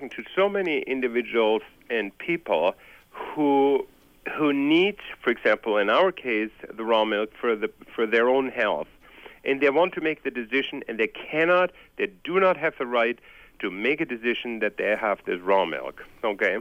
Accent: Germany; moved away; I'm originally from Germany, and I have gone through post-war grew up during post-war

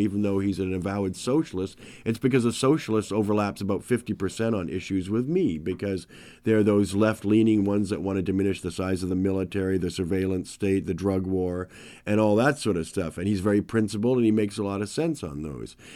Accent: Canada; I've lived a perfect, privileged life being a Canadian white person

